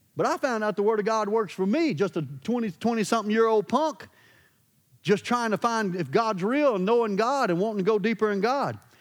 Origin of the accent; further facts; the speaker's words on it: Louisiana, United States; I'm from Louisiana.